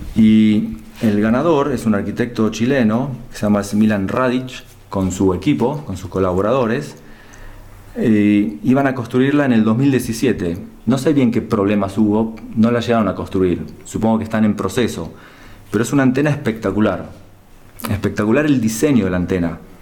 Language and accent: Spanish; Argentina; nos representa como argentinos